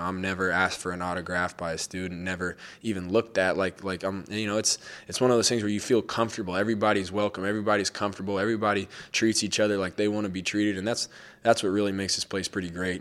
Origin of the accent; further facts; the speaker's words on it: Denver, Colorado, United States; growing up in Denver